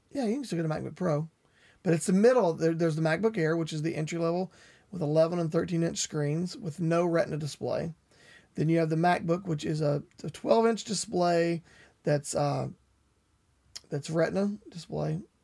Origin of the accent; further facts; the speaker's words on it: West Virginia, United States; I grew up in West Virginia.